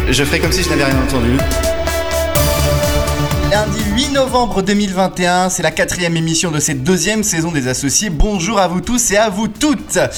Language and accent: French; Switzerland; Je suis suisse